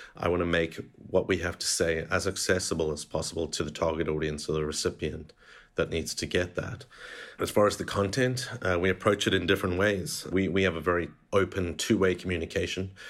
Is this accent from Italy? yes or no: no; South Africa; moved away as an adult; also born or lived in London, United Kingdom / Canada; now in Saudi Arabia; I'm born and bred in South Africa, and that's where it sort of shaped my, my identity there